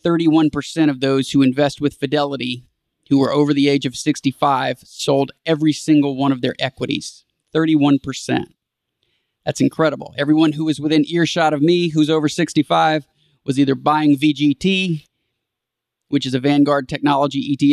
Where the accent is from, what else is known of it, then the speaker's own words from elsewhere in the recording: Houston, Texas, United States; my hometown of Houston